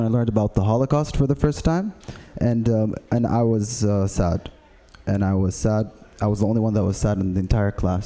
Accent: Saudi Arabia; I am from Saudi Arabia

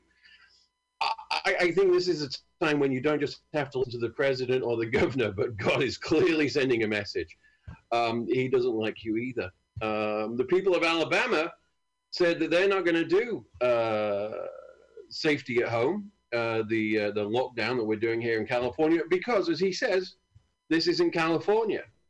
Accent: United Kingdom; I'm from a great country

